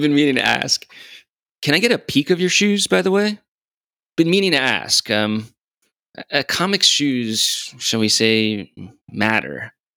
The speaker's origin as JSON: {"language": "English", "region": "California", "country": "United States", "said": "we're both from Cali"}